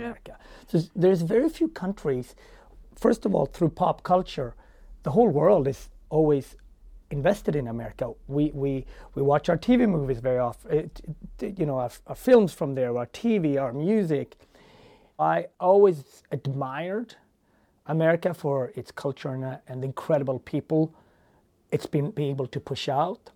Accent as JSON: {"language": "English", "country": "Sweden", "tie": "born or raised there", "also_born_or_lived": "Ethiopia", "moved": "as an adult", "lives_now": "United States", "said": "I was raised in Sweden"}